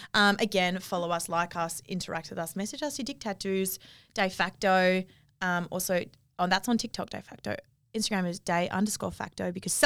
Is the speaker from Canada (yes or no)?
no; Cottesloe, Western Australia, Australia; Cottesloe. Of course.